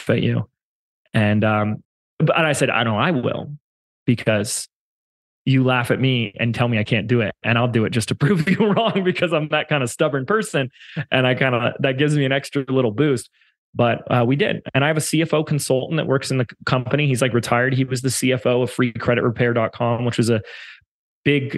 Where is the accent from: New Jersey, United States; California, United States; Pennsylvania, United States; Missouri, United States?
California, United States; Laguna Beach; moved away; in my hometown of Laguna Beach before I moved